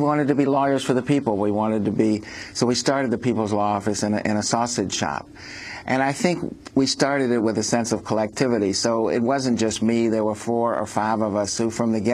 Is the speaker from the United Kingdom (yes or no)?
no; the South, United States; moved away; also born or lived in Chicago; I grew up in the South.